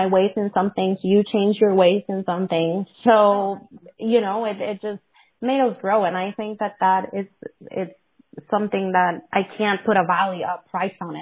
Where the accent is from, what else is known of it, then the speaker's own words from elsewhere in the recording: Puerto Rico; first language Spanish; English is a second language; now in United States; I'm Puerto Rican. And my first language is still Spanish.